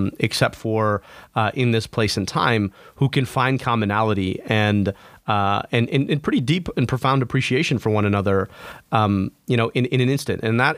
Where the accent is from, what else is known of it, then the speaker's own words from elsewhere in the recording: United States; I'm American, but that's always with an asterisk, right? Because not everybody accepts me as American, even though I was born and raised here.